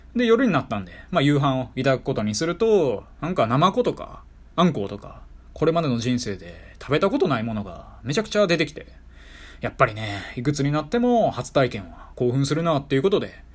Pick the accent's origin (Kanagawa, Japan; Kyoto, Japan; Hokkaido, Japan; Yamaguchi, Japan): Kyoto, Japan; 地元京都で滋賀県が隣接している私